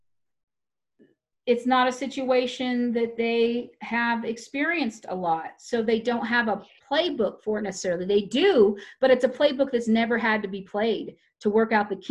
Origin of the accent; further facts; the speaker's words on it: Tyler, Texas, United States; I grew up in Tyler, Texas, which is very close to Waco